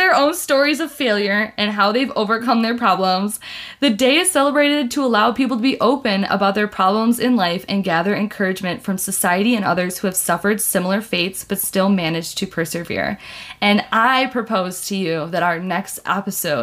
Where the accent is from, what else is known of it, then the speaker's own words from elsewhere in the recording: United States; as an American